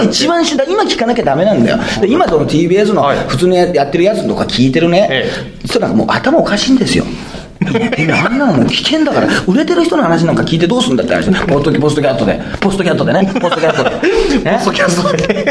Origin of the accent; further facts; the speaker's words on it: Toyooka, Hyogo, Japan; 私の出身の兵庫県豊岡市